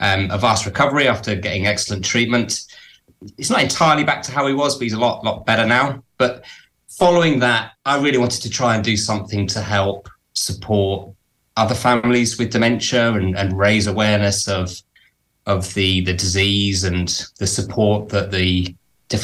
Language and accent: English; Cambridge, East of England, United Kingdom; moved away as an adult; now in Preston, United Kingdom; I was brought up in Cambridge, but I moved to the northwest of England about 20 years ago. So I live near a town called Preston